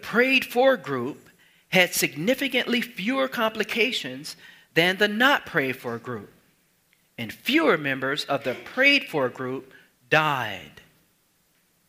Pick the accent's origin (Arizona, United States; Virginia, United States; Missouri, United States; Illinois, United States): Illinois, United States; Chicago; Chicago Sun-Times, my hometown